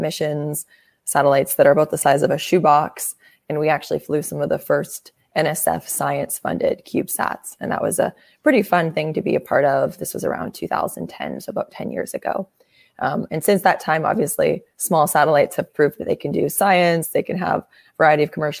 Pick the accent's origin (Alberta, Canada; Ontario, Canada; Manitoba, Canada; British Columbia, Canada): Manitoba, Canada; Winnipeg; moved away as an adult; also born or lived in Michigan, United States; now in Bay Area, United States; I grew up in Canada in a very cold place called Winnipeg